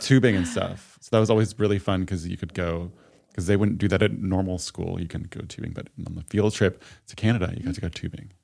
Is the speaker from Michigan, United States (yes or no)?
no; Syracuse, New York, United States; moved away; I'm originally from Syracuse.